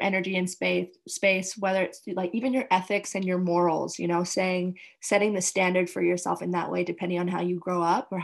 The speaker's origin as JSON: {"language": "English", "country": "Canada", "moved": "yes", "lives_now": "Indonesia"}